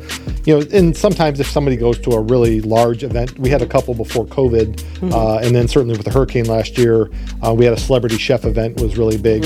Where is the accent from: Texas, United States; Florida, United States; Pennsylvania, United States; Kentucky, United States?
Florida, United States; Lee County; moved away as an adult; also born or lived in Michigan / South Carolina / Toledo, Ohio / Buffalo, New York; I grew up in Lee County